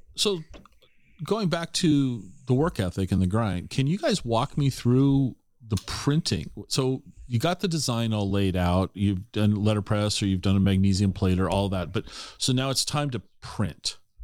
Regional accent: Tacoma, Washington, United States; also born or lived in Parkland; grew up in Tacoma in the sixties

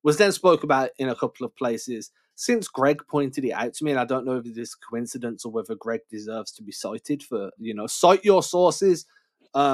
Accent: England, United Kingdom; growing up in England

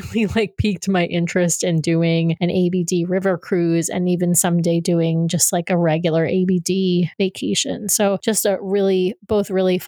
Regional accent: Northeast, United States; I grew up in the Northeast

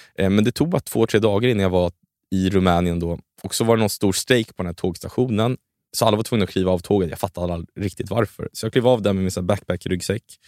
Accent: Sweden; sen är jag uppvuxen i Sverige, så jag känner mig mycket mer svensk

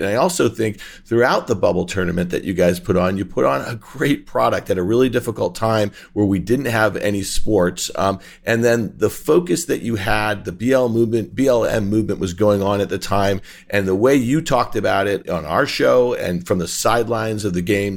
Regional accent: Syracuse, New York, United States; I grew up in Syracuse in Onondaga County

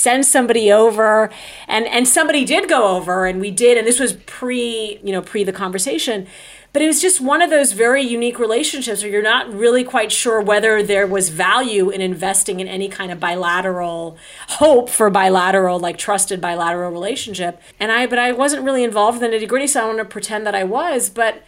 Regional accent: Saudi Arabia; also born or lived in Michigan, United States; I was born in Michigan, and then we moved to Saudi Arabia when I was two, and it was supposed to be a one-year sabbatical.

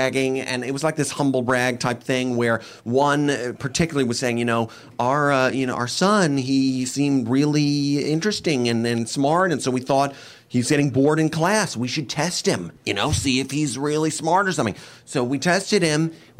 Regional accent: New York, United States; Anyway, we are from New York.

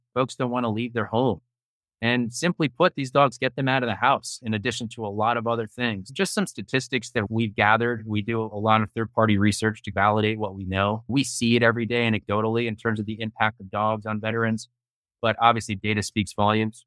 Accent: Hoboken, New Jersey, United States; also born or lived in New York City; I'm born and raised in Hoboken, New Jersey, right across the Hudson River from Manhattan

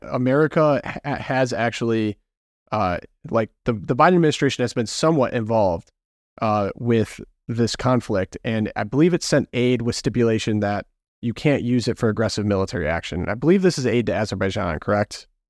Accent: Midwest, United States; I grew up in the Midwest

